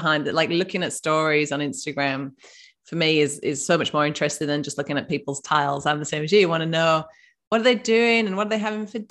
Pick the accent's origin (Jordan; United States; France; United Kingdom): United Kingdom; North East England; moved away; I'm from the northeast of England, which is why I've got this very strange accent